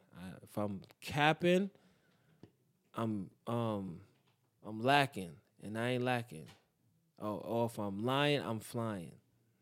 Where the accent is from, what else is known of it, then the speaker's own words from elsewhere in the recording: New York, United States; Because I'm from East New York, bro.